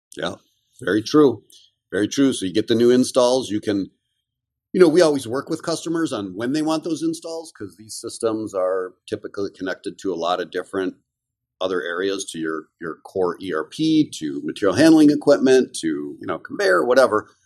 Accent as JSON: {"language": "English", "town": "Kenosha", "region": "Wisconsin", "country": "United States", "tie": "born or raised there", "said": "I grew up in a little town called Kenosha, Wisconsin, which is in the southeast corner"}